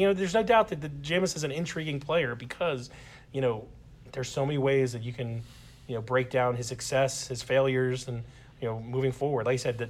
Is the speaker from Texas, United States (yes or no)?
no; Baltimore, Maryland, United States; I'm from Baltimore